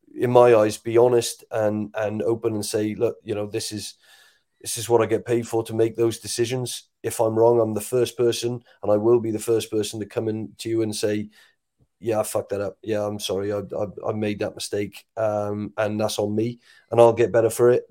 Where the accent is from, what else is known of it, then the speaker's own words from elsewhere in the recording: Wales, United Kingdom; as a Welshman